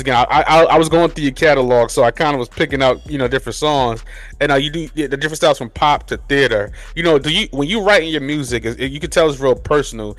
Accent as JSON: {"language": "English", "region": "New York", "country": "United States", "moved": "yes", "lives_now": "Charlotte, United States", "said": "I'm from New York"}